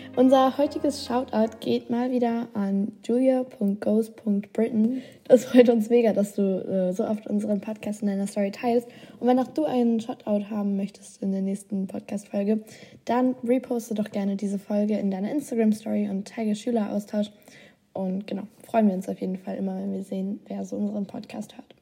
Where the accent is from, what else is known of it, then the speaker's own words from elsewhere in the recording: Germany; also born or lived in Australia; Deutschland aufgetragen, also das eigene Land, wo ich herkomme